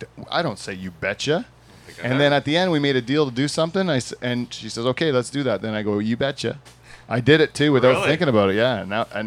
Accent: Canada; we're Canadian, goddammit. We say Z.

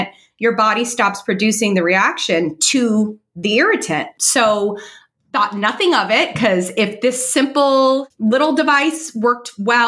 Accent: California, United States; moved away as an adult; now in South Florida, United States; I grew up in California

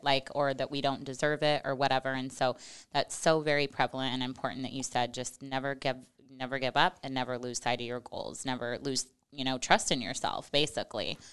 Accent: Western Nebraska, United States; I'm from Western Nebraska, and we had horses growing up at the ranch

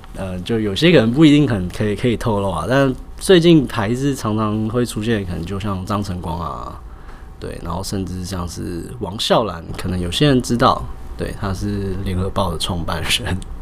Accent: Zhongshan North Road, Taipei, Taiwan; 毕竟我是八十年代出生的，对。那我们鞋店其实一开始是开在中山北路一段，那大概好像是七十年的时候就开在那边了

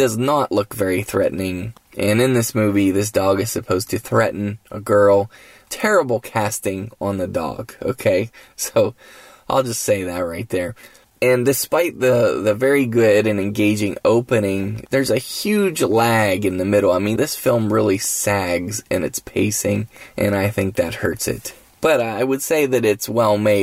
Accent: West Virginia, United States; I'm in my home state of West Virginia

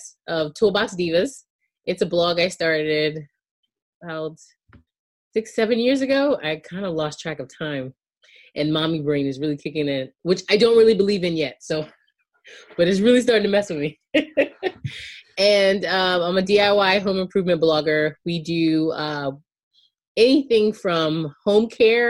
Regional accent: outside Charleston, South Carolina, United States; I grew up in outside of Charleston County, outside of Charleston in Charleston County in South Carolina

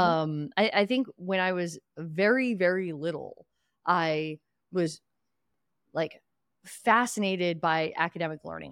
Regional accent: Philadelphia, Pennsylvania, United States; I grew up in Northeast Philadelphia or originally Western Pennsylvania before

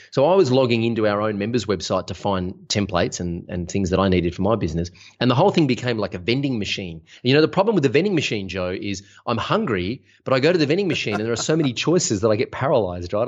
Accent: Melbourne, Victoria, Australia; I'm from Melbourne, Australia

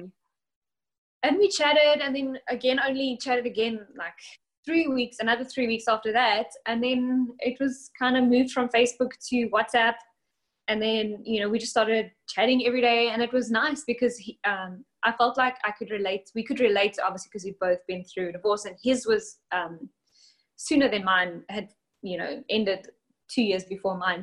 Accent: South Africa; now in Alabama, United States; I am from South Africa.

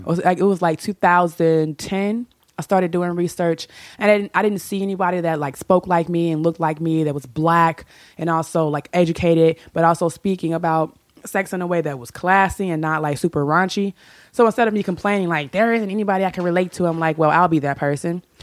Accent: Chicago, Illinois, United States; I'm from Chicago

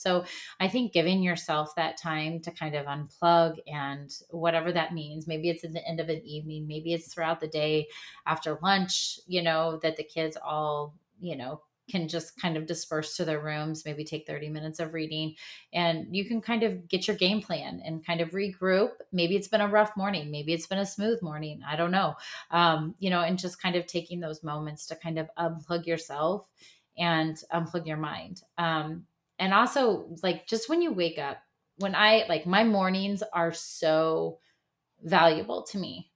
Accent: Midwest, United States; now in Texas, United States; I grew up in the Midwest

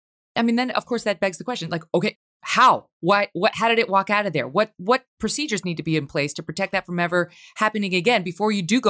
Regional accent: New York, United States; I'm pro-vaccine. I am not anti-vaccine. I got the vaccine. I'm a New Yorker like you. New York got hit hard.

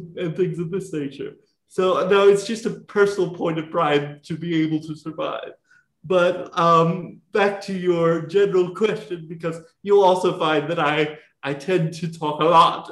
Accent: South Carolina, United States; I grew up in South Carolina.

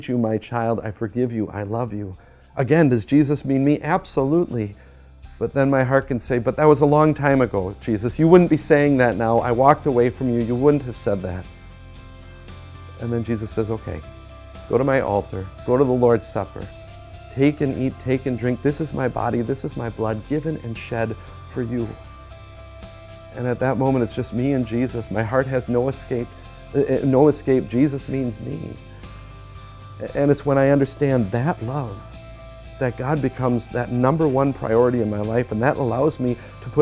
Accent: United States; as an American

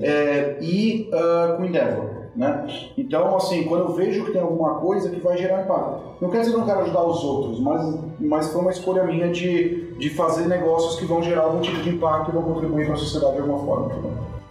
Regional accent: Brazil; eu sou do Brasil

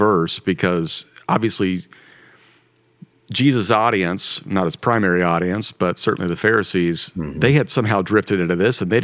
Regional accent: Kansas, United States; also born or lived in Missouri; I grew up in Kansas, went to school in Missouri

